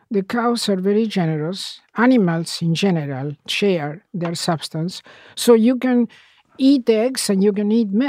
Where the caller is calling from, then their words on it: England, United Kingdom; I'm calling from England.